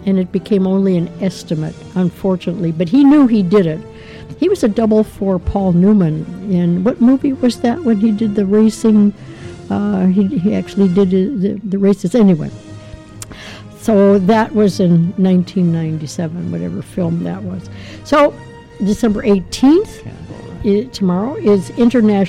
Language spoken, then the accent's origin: English; Canada; I am a Canadian